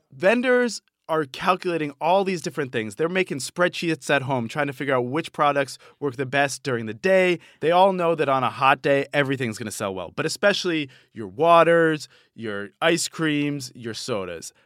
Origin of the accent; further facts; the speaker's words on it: Boston, Massachusetts, United States; where I grew up in Boston